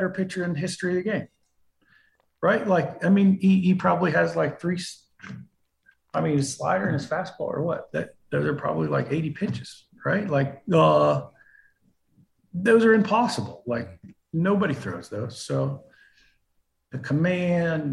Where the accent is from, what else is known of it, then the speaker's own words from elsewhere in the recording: Pittsburgh, Pennsylvania, United States; PNC is, you know, my hometown stadium